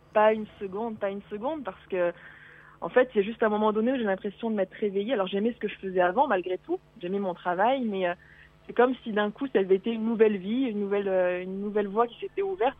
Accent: Auvergne-Rhône-Alpes, France; moved away; moi, je suis je suis d'Auvergne, donc dans mon Auvergne oh natale

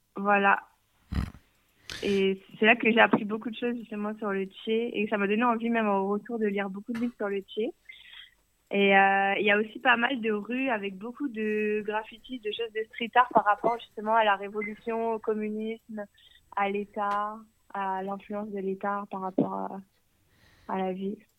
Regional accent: France; moved away as an adult; now in Canada; je suis française, mais je vis au Canada depuis deux ans et demi

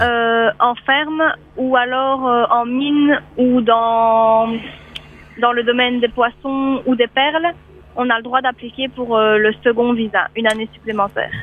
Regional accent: Belgium; moved away; je suis belge

